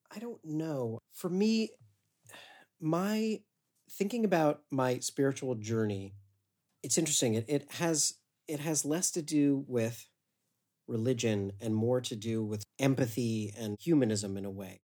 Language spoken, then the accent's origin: English; Westerville, Ohio, United States; I grew up in Westerville, Ohio, suburb of Columbus